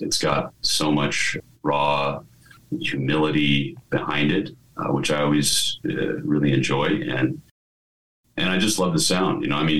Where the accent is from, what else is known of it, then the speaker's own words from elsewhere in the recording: Colorado, United States; born there; also born or lived in Texas; I mean, of course, I was born in Colorado and we spent a lot of years in Texas.